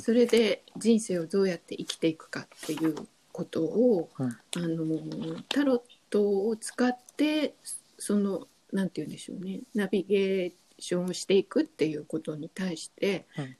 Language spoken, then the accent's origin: Japanese; Japan; 日本に生まれ育った